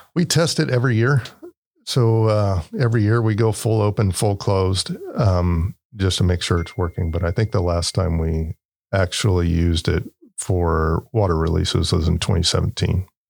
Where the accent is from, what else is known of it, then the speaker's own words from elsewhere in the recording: Turlock, California, United States; I grew up in Turlock, um, lived in the area since I was probably about three years old